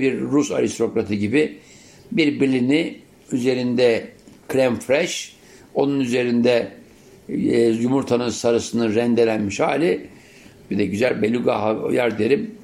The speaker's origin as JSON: {"language": "Turkish", "region": "Istanbul", "country": "Turkey", "tie": "born or raised there", "said": "İstanbul'a ilk geldiğim yıllarda 7'li 8'li yaşlarımdayken"}